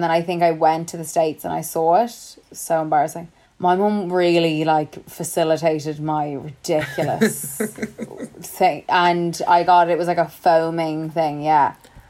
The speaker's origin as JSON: {"language": "English", "country": "Ireland", "said": "if we're Irish, we're not as exposed to stuff growing up."}